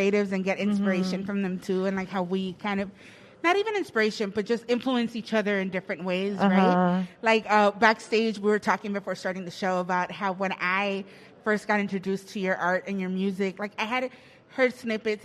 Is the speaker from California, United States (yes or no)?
yes; Los Angeles, California, United States; I grew up in Silver Lake, right? Mm-hmm. So I always tell people I'm a Silver Lake born and raised, but before the gentrification